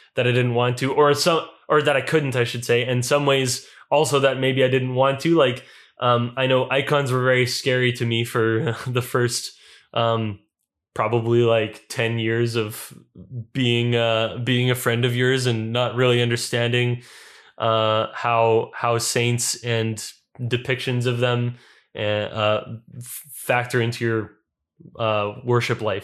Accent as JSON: {"language": "English", "town": "Winnipeg", "region": "Manitoba", "country": "Canada", "tie": "born or raised there", "said": "I attended Gospel Mennonite Church and Winnipeg Mennonite Elementary School and Mennonite Brethren Collegiate Institute and Canadian Mennonite University"}